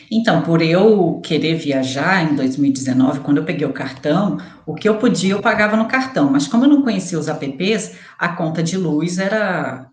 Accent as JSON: {"language": "Portuguese", "town": "Resende", "region": "Rio de Janeiro", "country": "Brazil", "tie": "born or raised there", "said": "Eu vim da roça, sabe? Eu nasci em Resende, interior do Rio de Janeiro, sabe? Eu era aquelas lá, meu pai criava boi e tal, eu sou da roça mesmo"}